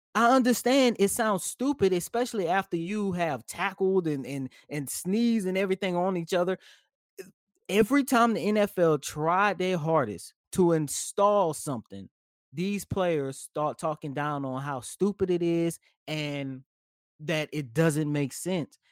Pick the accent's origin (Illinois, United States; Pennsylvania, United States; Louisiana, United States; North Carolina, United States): Louisiana, United States; New Orleans; that is my hometown. That is my home city